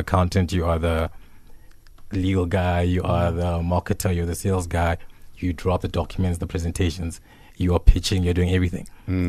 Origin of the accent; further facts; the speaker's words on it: Johannesburg, Gauteng, South Africa; also born or lived in Venda; So I'm a Venderborn, Joburg raised.